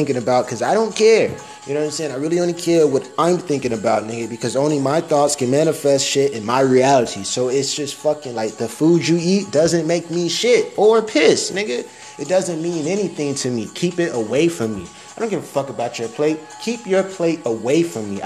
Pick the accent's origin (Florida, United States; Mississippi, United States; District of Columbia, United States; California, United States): Florida, United States; Miami; I'm from Miami